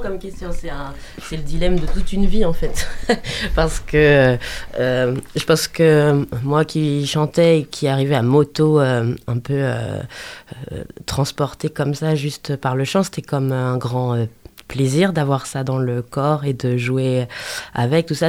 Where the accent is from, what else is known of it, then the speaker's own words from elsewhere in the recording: Angers, Pays de la Loire, France; je suis du terroir. Je suis né à Angers. je suis né à Angers, euh, dans, au quartier Montplaisir. Et puis ensuite, j'ai vécu toujours dans, autour d'Angers, oui.